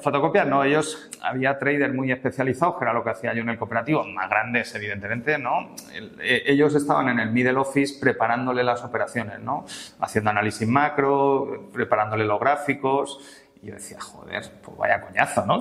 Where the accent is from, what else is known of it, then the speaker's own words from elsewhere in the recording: Madrid, Community of Madrid, Spain; also born or lived in Palencia; enseguida vinimos a Madrid, yo llegué a Madrid con nueve meses, me he criado en Madrid realmente